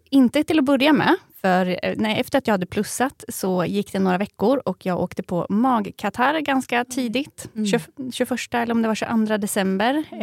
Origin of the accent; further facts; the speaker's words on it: Eskilstuna, Södermanland, Sweden; moved away as an adult; also born or lived in Gothenburg; Jag är nämligen född och uppvuxen här i Eskilstuna, men har bott i eh, Göteborg i 11 år och äntligen flyttat tillbaka hemåt.